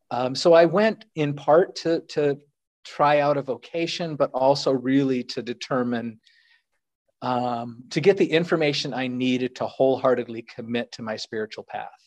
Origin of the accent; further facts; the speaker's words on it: Virginia, United States; Northern Virginia, just